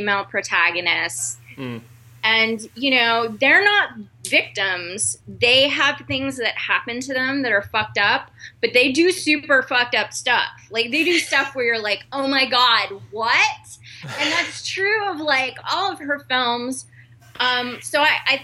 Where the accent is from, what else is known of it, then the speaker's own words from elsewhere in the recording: Texas, United States; now in New York, United States; I'm Jewish, I'm from Texas, I live in New York